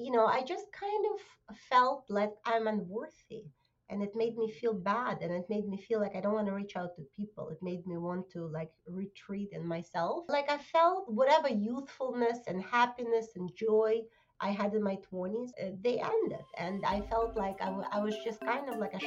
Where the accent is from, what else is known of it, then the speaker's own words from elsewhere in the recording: Russia; now in New Jersey, United States; Originally, I came from Russia 20 years ago. And right now, I live in New Jersey.